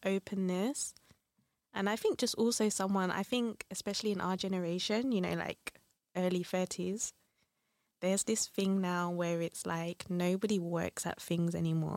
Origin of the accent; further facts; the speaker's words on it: London, United Kingdom; moved away as an adult; now in Brussels, Belgium; I'm from London now, been in Brussels for four years